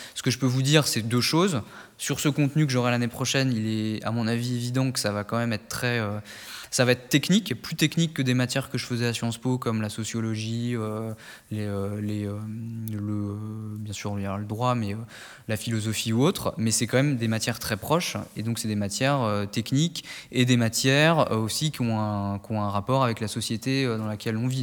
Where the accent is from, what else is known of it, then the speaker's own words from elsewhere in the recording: Nièvre, Burgundy, Bourgogne-Franche-Comté, France; moved away as an adult; also born or lived in Paris; je viens du département de la Nièvre en Bourgogne